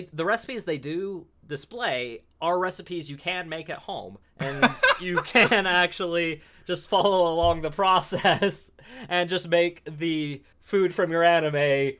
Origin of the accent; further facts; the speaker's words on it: United States; Yeah, well, and we're American.